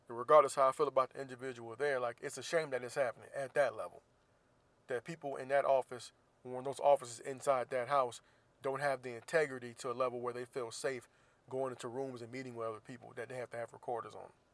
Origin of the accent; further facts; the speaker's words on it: Florida, United States; Florida, of course, my home state